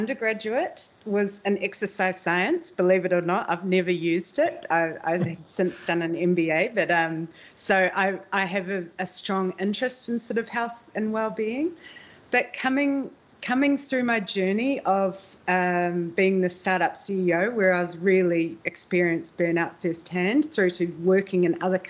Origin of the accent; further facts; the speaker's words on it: New Zealand; now in Amsterdam, Netherlands; I'm a New Zealander living in Amsterdam and the Netherlands